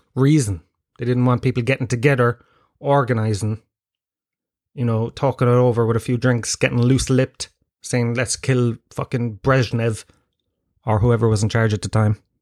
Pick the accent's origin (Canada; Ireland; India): Ireland; Tralee, Munster; growing up in Tralee